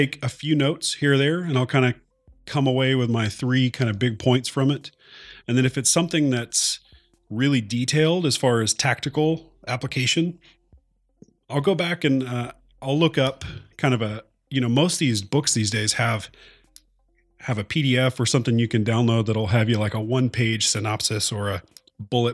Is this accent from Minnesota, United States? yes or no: no; Oklahoma, United States; I'm from Oklahoma